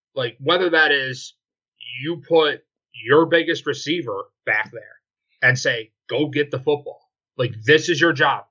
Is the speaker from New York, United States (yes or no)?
yes; Western New York, United States; I'm from Western New York.